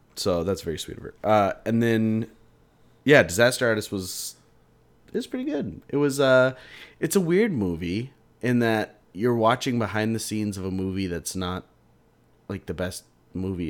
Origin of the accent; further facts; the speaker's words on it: United States; I'm an American